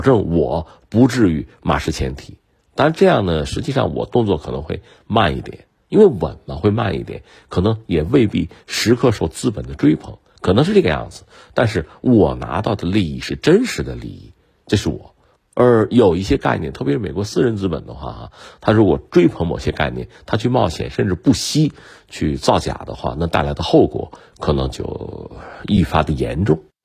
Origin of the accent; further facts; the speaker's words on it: China; 但对于我们中国人来说呢，脚踏实地吧